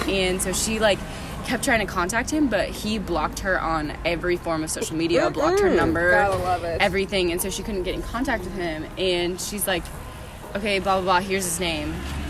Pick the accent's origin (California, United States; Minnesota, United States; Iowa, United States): Iowa, United States; I'm a peasant from Iowa, so.